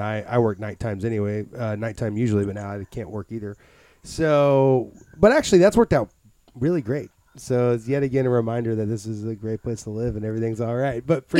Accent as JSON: {"language": "English", "town": "Madison", "region": "Tennessee", "country": "United States", "tie": "born or raised there", "said": "So I grew up in Madison, Tennessee, which is it's kind of outskirts of Nashville."}